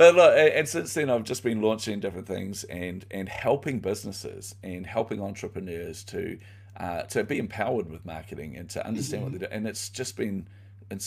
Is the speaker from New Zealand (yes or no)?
yes; New Zealand; So I grew up in poverty. And you know, I come from New Zealand